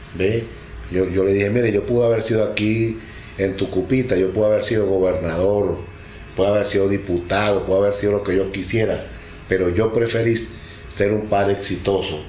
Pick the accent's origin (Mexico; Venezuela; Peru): Venezuela; Delta Amacuro; also born or lived in Tucupita; Soy de Venezuela, estado del Tamacuro, al sur de Venezuela